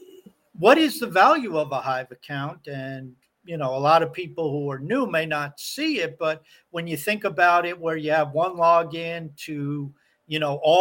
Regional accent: Canada; I'm Canadian

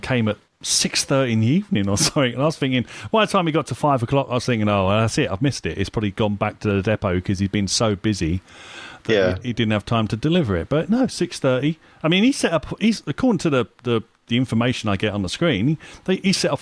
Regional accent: United Kingdom; I'm British.

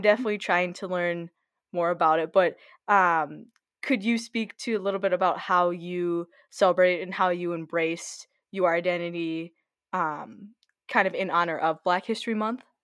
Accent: Lakeville, Minnesota, United States; we're both growing up in Lakeville

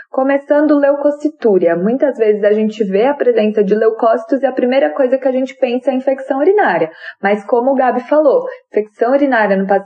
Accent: São Paulo, Brazil; eu sou aqui de São Paulo

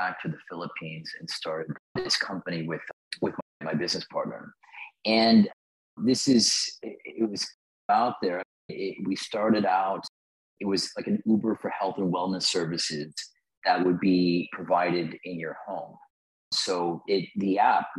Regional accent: Huntington Beach, California, United States; I grew up in Southern California in Huntington Beach

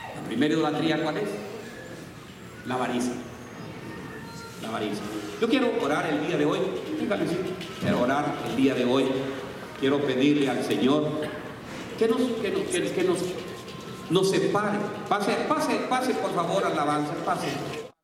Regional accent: Jalisco, Mexico; yo soy de Jalisco

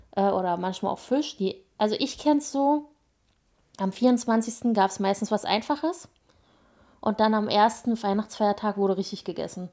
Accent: Berlin surroundings, Brandenburg, Germany; also born or lived in Spandau, Berlin; Also ich bin ja in, in Spandau geboren, also im Westen sozusagen mhm. ehemals und ähm, meine Eltern sind dann mit mir ins Umland gezogen, als ich sechs war

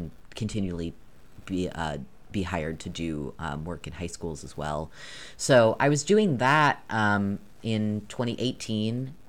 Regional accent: New York, United States; now in Maine, United States; I grew up in New York

